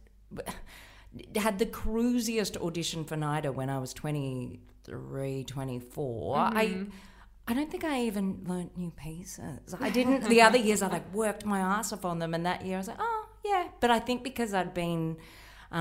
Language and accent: English; Melbourne, Victoria, Australia; moved away as an adult; also born or lived in Sydney; I grew up in Melbourne.